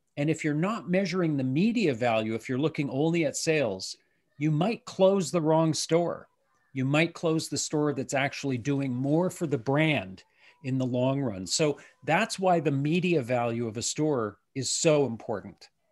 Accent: Canada; as a Canadian

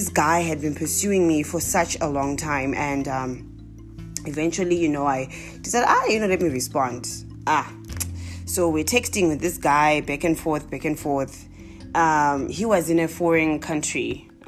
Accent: Zimbabwe; accent: Zimbabwean; also born or lived in South Africa; I'm now back to my Zimbabwean accent.

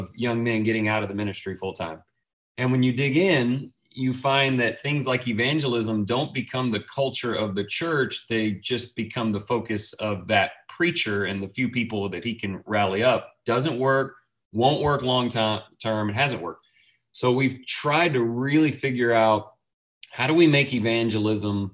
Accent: Houston, Texas, United States; now in Lindale, United States; I was born in Houston, Texas. I've been in the state of Texas pretty much my whole life as far as residence goes

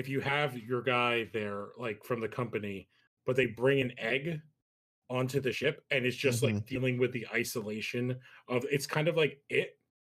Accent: New Jersey, United States; We lived in New Jersey. We're from New Jersey, so we get some cold winters

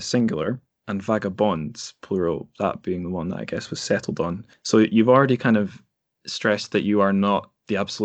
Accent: Scotland, United Kingdom; As a Scottish person

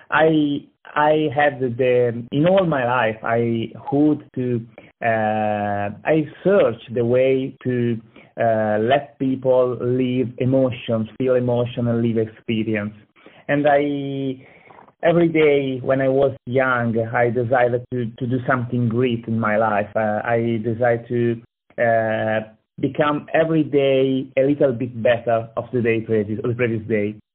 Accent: Lucca, Tuscany, Italy; English is a second language; moved away as an adult; now in United States; I'm from Italy. Uh, exactly, I'm from Lucca, a small city in Tuscany.

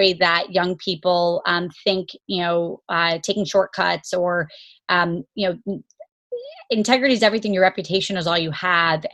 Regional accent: Jacksonville, Florida, United States; also born or lived in Kentucky; I was born in Kentucky, grew up in Jacksonville, Florida, to parents that were in the Army and medicine.

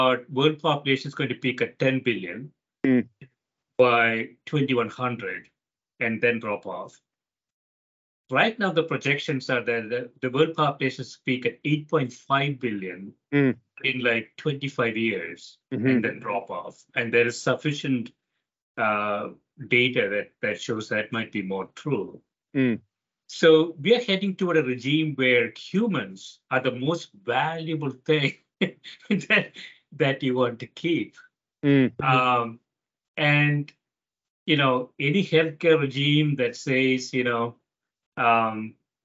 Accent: South India, India; I grew up in South India

